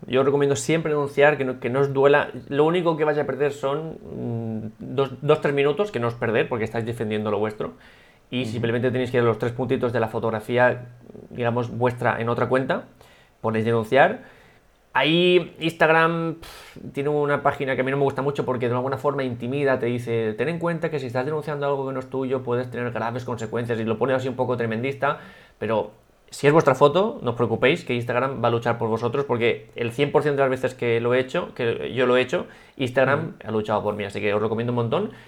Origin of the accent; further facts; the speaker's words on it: Altea, Valencian Community, Spain; en el hashtag de Altea, en el hashtag de mi pueblo